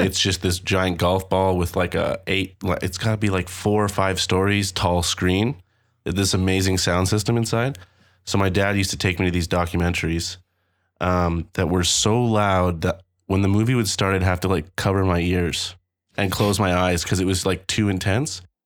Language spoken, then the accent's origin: English; Toronto, Ontario, Canada; I'm from Toronto